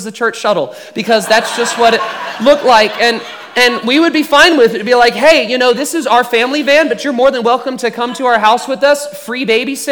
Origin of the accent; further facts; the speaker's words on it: Houston, Texas, United States; being a Texan and a Houstonian.